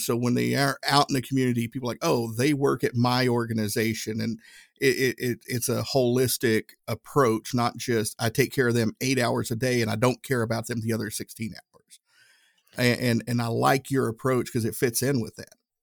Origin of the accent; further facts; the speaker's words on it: Tennessee, United States; I'm from Tennessee